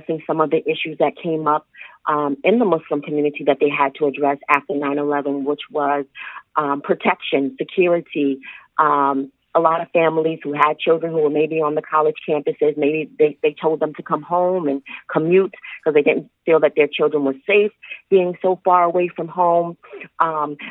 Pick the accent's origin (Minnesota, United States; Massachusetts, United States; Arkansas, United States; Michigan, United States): Massachusetts, United States; Springfield; also born or lived in Connecticut; I was born in Springfield, Massachusetts